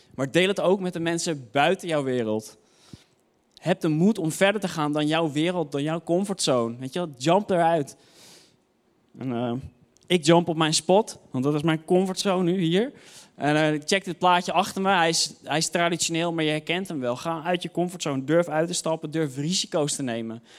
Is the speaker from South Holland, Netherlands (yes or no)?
no; Hoofddorp, North Holland, Netherlands; ik kwam uit Hoofddorp